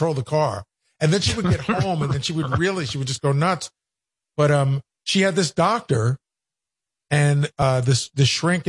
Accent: Long Island, New York, United States; I grew up on Long Island and all our relatives lived in Brooklyn.

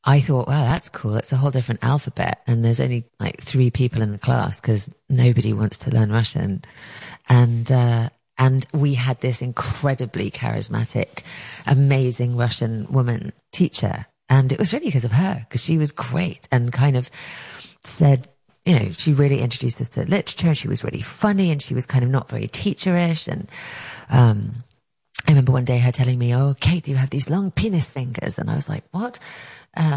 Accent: England, United Kingdom; moved away as an adult; now in United States; I grew up in England

